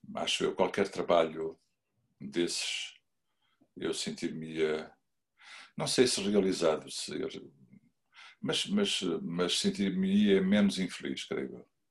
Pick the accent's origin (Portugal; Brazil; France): Portugal; Figueira da Foz, Centro; eu sou da Figueira da Foz